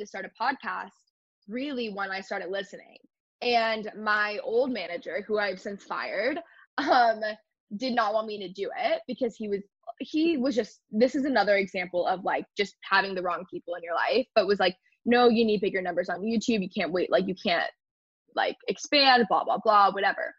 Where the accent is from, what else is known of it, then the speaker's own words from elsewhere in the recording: Texas, United States; I grew up in Texas.